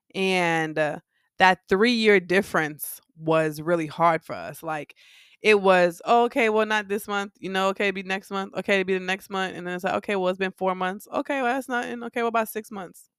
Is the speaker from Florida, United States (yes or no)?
yes; Miami, Florida, United States; I grew up in Miami